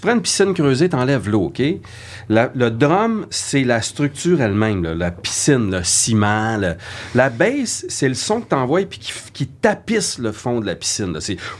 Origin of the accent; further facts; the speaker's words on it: Saguenay, Quebec, Canada; moved away as an adult; now in Montreal, Canada; quand je suis arrivé à Montréal, je venais du Saguenay